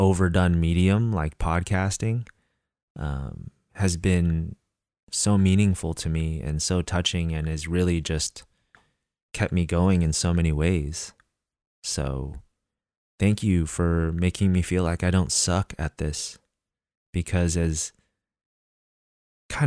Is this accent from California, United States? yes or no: yes; Northern California, United States; since I've moved back to my hometown in Northern California